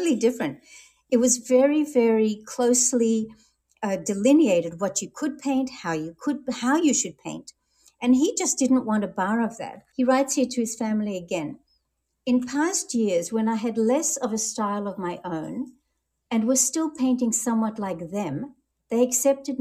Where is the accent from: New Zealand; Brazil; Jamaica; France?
France; moved away; also born or lived in Melbourne, Australia; I was born in France, as you mentioned, and so I read and speak French